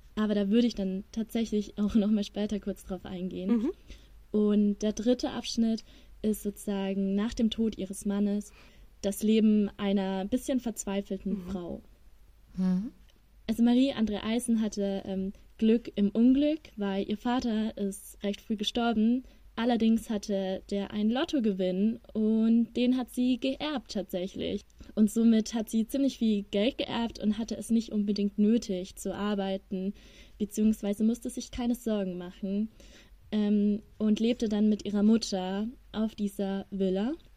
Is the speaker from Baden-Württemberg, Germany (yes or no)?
no; Ingolstadt, Bavaria, Germany; moved away as an adult; now in Regensburg, Germany; ich komme aus Ingolstadt